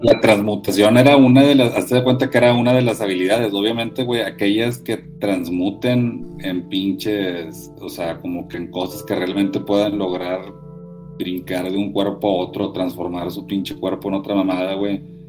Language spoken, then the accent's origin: Spanish; Linares, Nuevo León, Mexico; yo soy de Linares, güey, ¿verdad? O sea, bueno, crecí en Linares